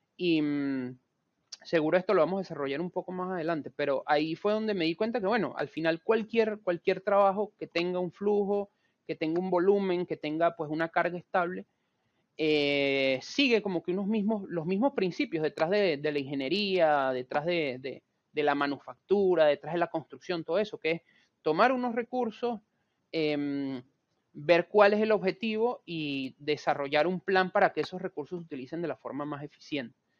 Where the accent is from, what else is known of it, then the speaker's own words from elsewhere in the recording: Venezuela; moved away as an adult; now in Buenos Aires, Argentina; yo soy venezolano, sin embargo tengo cinco años viviendo acá en Argentina, en Buenos Aires vivo